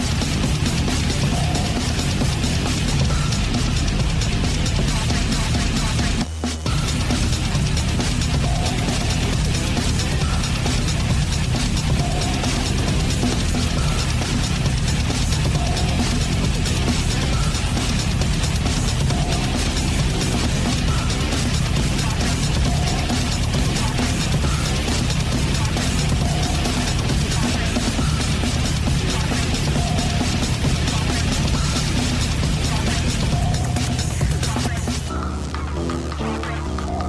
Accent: United States; as an American

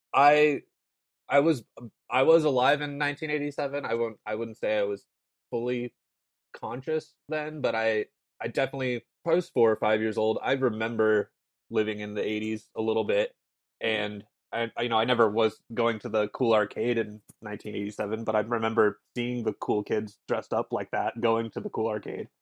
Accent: Morro Bay, California, United States; I grew up in Morro Bay

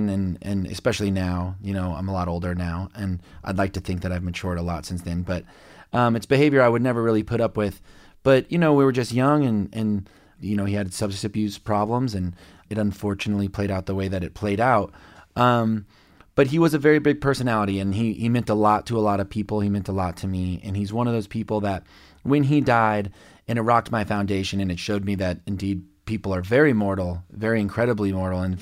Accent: Lubbock, Texas, United States; born there; I was born in Lubbock, Texas, and … is from there, and he died in a plane crash.

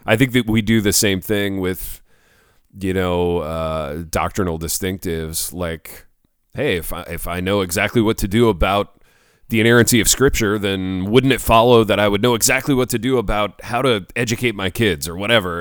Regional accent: United States; I'm American

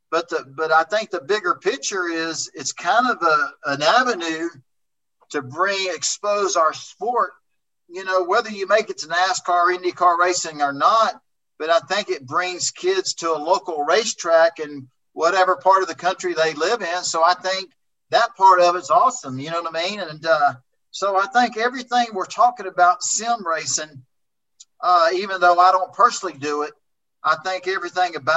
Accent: Oklahoma, United States; also born or lived in Texas; Even the racetracks I grew up racing in Oklahoma and Texas, I want to say over 60% of them are gone

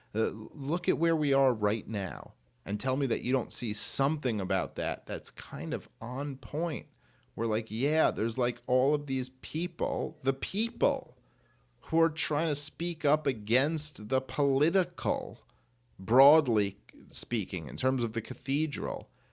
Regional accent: New York City, New York, United States; I grew up in Brooklyn

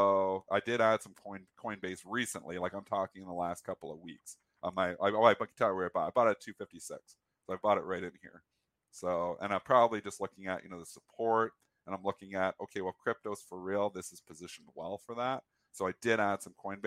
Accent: Canada; I'm Canadian

